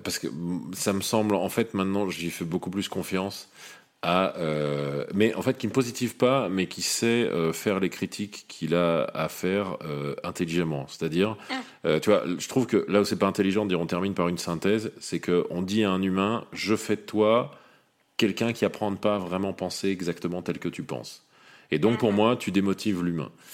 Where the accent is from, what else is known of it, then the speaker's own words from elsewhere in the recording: Lyon, Auvergne-Rhône-Alpes, France; je suis né à Lyon.